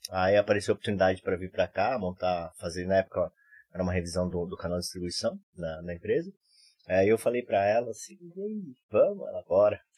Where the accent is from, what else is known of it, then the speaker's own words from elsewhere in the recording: São Paulo, Brazil; now in Recife, Brazil; Eu sou de São Paulo. Sotaque não perdi